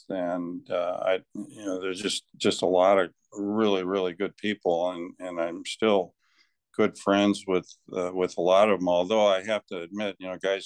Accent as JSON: {"language": "English", "town": "Fort Dodge", "region": "Iowa", "country": "United States", "tie": "born or raised there", "said": "I grew up in Fort Dodge"}